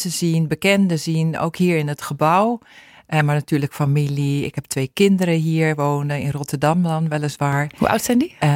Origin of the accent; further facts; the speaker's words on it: Sudan; now in Netherlands; Ik kom uit Soedan. Ja. En eh, ja, de gemiddelde temperatuur is daar toch wel zo'n 35 graden.